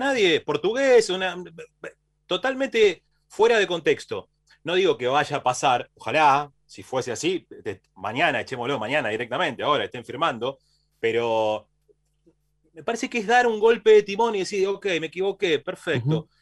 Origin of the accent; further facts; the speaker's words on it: Banfield, Buenos Aires Province, Argentina; Nosotros somos de, originariamente, de Banfield